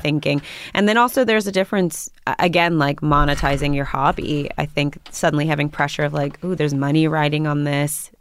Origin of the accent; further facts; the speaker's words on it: New York, United States; also born or lived in Berlin, Germany; I grew up in Washington Heights.